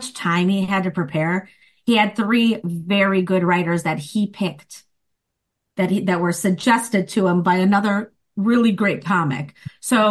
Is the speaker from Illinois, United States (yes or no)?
yes; Chicago, Illinois, United States; accent: Chicago; moved away as an adult; now in Los Angeles, United States; I do improv and I'm a stand-up comic and I'm from Chicago.